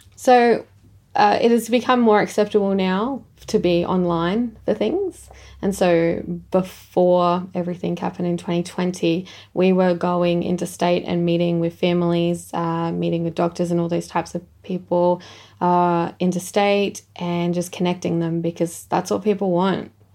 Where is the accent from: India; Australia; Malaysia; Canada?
Australia; Echunga, South Australia; I'm from Ichanga